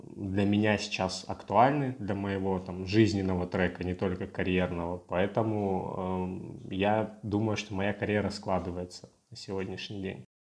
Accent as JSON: {"language": "Russian", "region": "Russian Far East", "country": "Russia", "moved": "yes", "said": "Я с Дальнего Востока"}